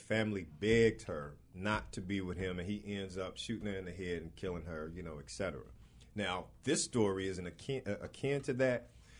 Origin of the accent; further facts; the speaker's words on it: Chicago, Illinois, United States; I was born and raised on the West Side.